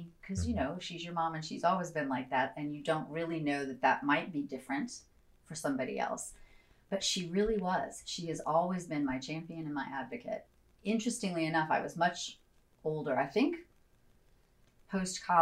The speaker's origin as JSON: {"language": "English", "area": "Chicago area", "region": "Illinois", "country": "United States", "tie": "born or raised there", "also_born_or_lived": "Evanston, Illinois / Glen Ellyn, Illinois / Washington, D.C. area / Winnetka, Illinois", "said": "when my parents adopted me, we lived in a town called Glen Ellen, which I think is about an hour outside of Chicago West. When we moved to the DC area until I was 10, and then we went back to the Chicago area, and we were in Winnetka."}